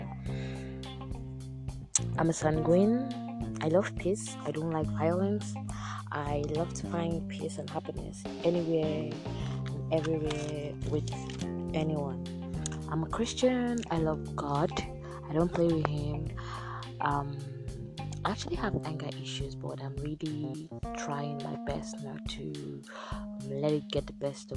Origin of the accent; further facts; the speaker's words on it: Abia, Nigeria; now in Port Harcourt, Nigeria; I'm from Abia State, I'm Igbo by tribe